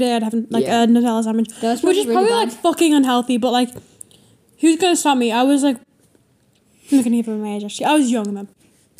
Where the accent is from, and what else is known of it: Ireland